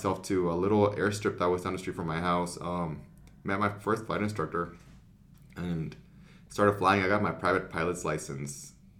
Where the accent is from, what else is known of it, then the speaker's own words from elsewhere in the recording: Las Vegas, Nevada, United States; also born or lived in San Luis Potosí, Mexico; I'm from Las Vegas, Nevada.